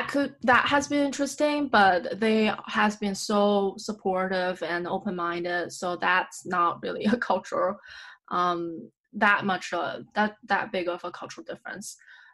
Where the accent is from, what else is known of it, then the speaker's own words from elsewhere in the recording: United States; oh, I'm so American about this. But yeah. I think I have created myself this bubble or I have been living in this bubble where being American is okay.